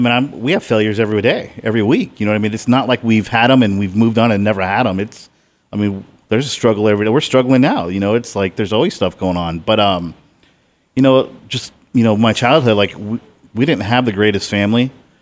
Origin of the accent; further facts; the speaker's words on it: Portage, Indiana, United States; born there; I was born in Portage, Indiana. It's about 40 minutes outside of Chicago, right on the Indiana border.